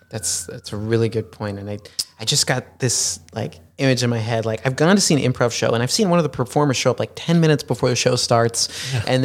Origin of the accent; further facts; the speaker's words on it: Chicago, Illinois, United States; So growing up in Chicago, I, yeah, this, I, this didn't even click for me